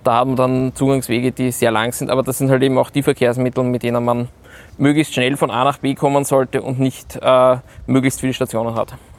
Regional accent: Vienna, Austria; bin gebürtiger Wiener

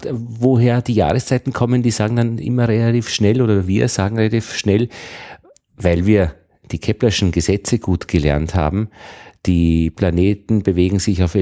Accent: Upper Austria, Austria; Und ich bin aus Oberösterreich. Äh, wir haben immer bemerkt, dass wenn man nach Wien kommt, die Wiener so zwei, drei Wochen vorne sind.

